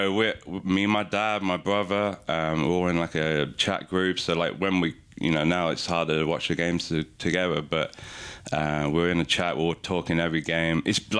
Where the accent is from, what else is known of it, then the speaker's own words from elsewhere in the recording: London, United Kingdom; moved away; even though I lived in London, I grew up in London as a kid